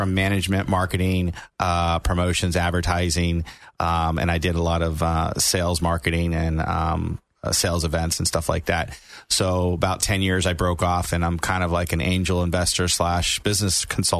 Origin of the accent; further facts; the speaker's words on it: Cocoa Beach, Florida, United States; also born or lived in Miami, Florida; I'm actually originally born in Miami, Florida, and raised in Cocoa Beach area.